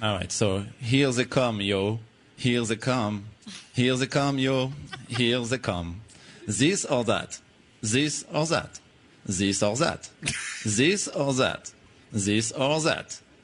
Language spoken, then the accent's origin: English; France; accent: French; English is a second language; now in Philadelphia, United States; my still my French accent